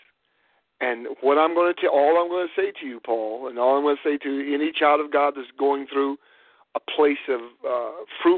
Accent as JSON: {"language": "English", "town": "Warren", "region": "Ohio", "country": "United States", "tie": "born or raised there", "said": "growing up in Warren, Ohio, they had crab apple trees"}